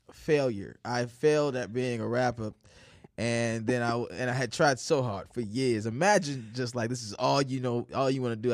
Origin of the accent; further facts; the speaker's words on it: Naperville, Illinois, United States; also born or lived in St. Louis, Missouri / Chicago, Illinois; Growing up in Naperville